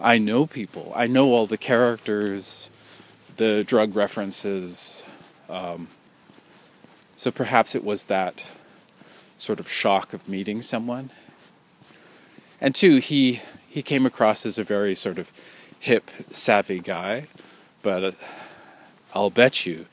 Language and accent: English; New Westminster, British Columbia, Canada; the name of the tribe in my hometown, you know, my city of New Westminster.